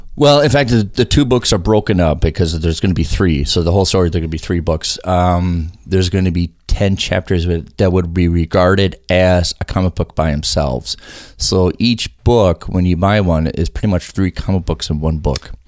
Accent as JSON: {"language": "English", "town": "South St. Paul", "region": "Minnesota", "country": "United States", "tie": "born or raised there", "also_born_or_lived": "Colorado", "said": "I was born in Colorado, but then my family moved here in South Saint Paul"}